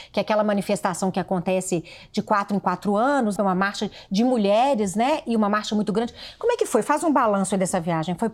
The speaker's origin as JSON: {"language": "Portuguese", "town": "São Gonçalo do Pará", "region": "Minas Gerais", "country": "Brazil", "tie": "born or raised there", "also_born_or_lived": "Divinópolis", "said": "eu, eu nasci em São Gonçalo do Pará."}